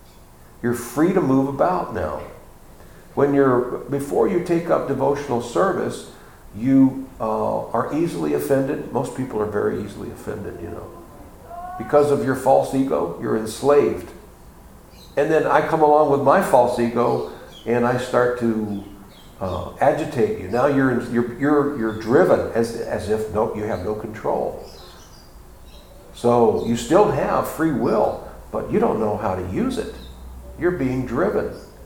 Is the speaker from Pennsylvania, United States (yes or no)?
no; Texas, United States; I'm from Texas. And you talking bad about the Cowboys?